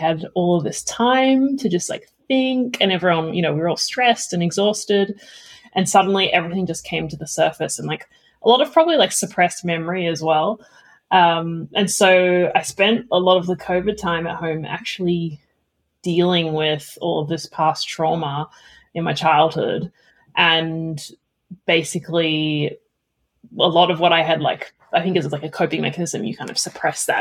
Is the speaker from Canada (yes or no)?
no; Melbourne, Victoria, Australia; moved away; also born or lived in London / Palo Alto; I grew up in Australia, but my parents divorced when I was 4 and my father moved to London. And so I grew up going back and forth between Melbourne and London on the plane